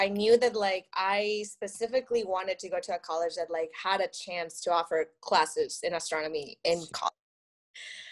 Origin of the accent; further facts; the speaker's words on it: Monterrey, Nuevo León, Mexico; first language Spanish; English is a second language; now in Michigan, United States; I grew up in Mexico in a city called Monterrey. It's somewhere in the north